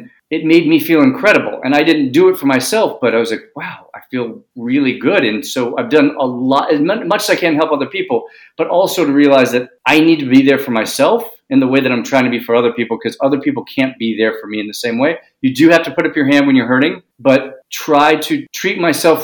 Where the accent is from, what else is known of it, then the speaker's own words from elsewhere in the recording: New York City, New York, United States; I grew up in New York City.